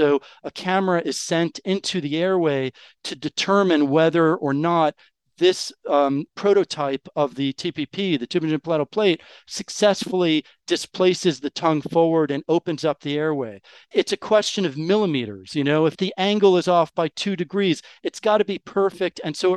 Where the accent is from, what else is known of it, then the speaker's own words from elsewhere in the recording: New York, United States; first language English; moved away as an adult; now in France; I'm actually American. I was born and raised in New York. And so English is my first language